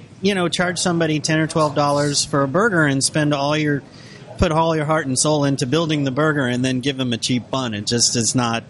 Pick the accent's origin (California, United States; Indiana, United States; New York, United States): New York, United States; moved away; I grew up in New York